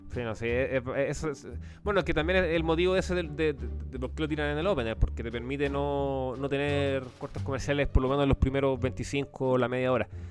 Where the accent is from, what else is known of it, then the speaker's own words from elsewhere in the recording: Chile; como chileno